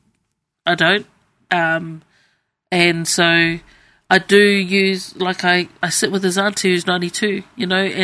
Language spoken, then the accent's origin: English; New Zealand; moved away; I'm Cook Island, but yes, born in New Zealand